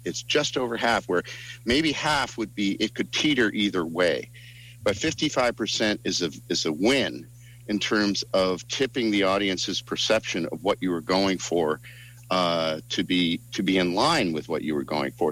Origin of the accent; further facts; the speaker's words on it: East Coast, United States; moved away; I'm from the East Coast. I'm all three of us are from the East Coast.